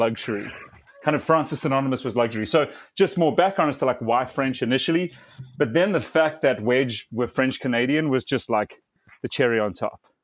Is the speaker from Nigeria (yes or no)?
no; South Africa; I'm South African